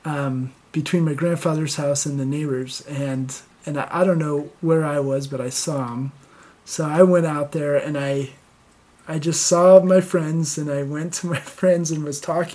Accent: Connecticut, United States; where I grew up in Connecticut

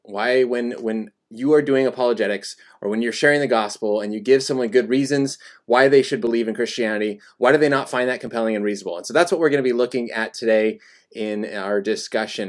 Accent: Colorado, United States; now in California, United States; I was born and raised in Colorado

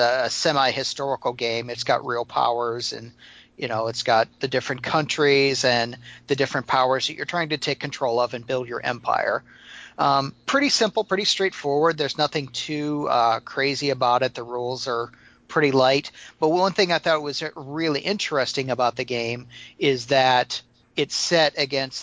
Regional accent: Missouri, United States; I'm from Missouri, and that's not far from here

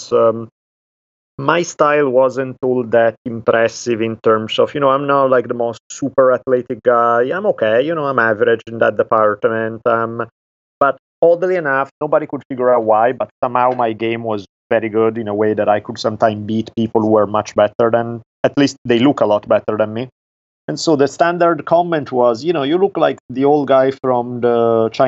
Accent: Italy; accent: Italian; English is a second language; moved away as an adult; now in Los Angeles, United States; I grew up in Italy. I lived there until I was 18 years old. I moved to Los Angeles, California at that time.

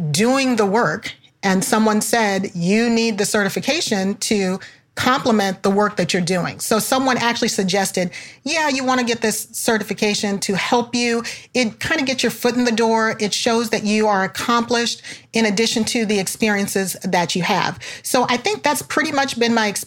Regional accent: Chicago, Illinois, United States; I'm from Chicago

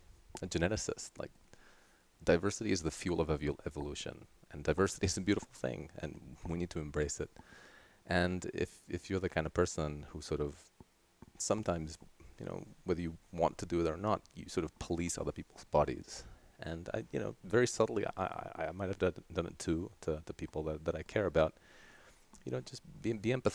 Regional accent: Terrassa, Catalonia, Spain; first language Catalan; English is a second language; also born or lived in Sydney, Australia; now in Tucson, United States; I grew up primarily close to Barcelona in this city called Terrassa. And so that means I'm primarily Catalan. Catalan is my mother tongue

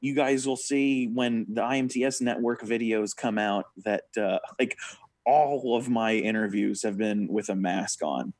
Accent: United States; as an American

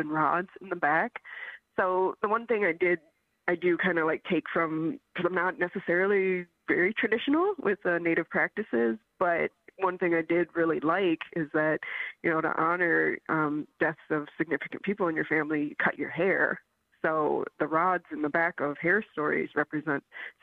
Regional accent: Michigan, United States; moved away as an adult; now in Chicago, United States; I came to the city for animation. I'm from Michigan

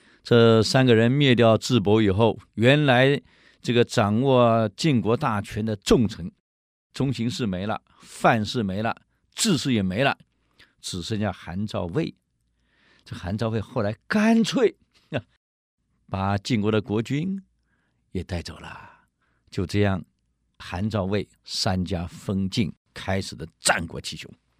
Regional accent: China; 我们中国人有一句话呀，需要的不多，可想要的太多。

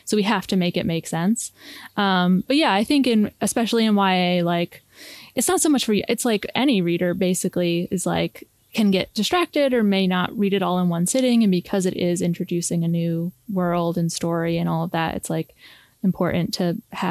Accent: Connecticut, United States; my sister and I are from Connecticut

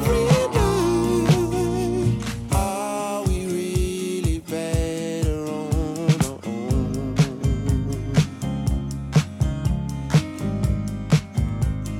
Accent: New York City, New York, United States; I'm from Brooklyn.

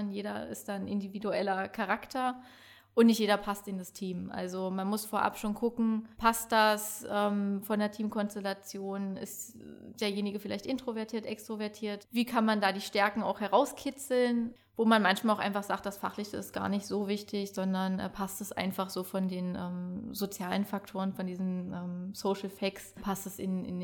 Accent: Saxony-Anhalt, Germany; now in Stendal, Germany; ja, hallo … komme gebürtig aus der Börde, bin der Liebe wegen ähm, in die Altmark gezogen, nach Stendal.

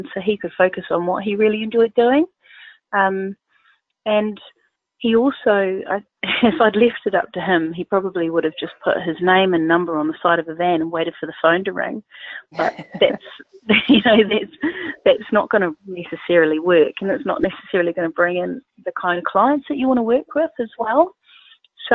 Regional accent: New Zealand; accent: Southern Hemisphere; moved away as an adult; now in United Kingdom; I'm originally from New Zealand, and I've been in the United Kingdom for 15 years.

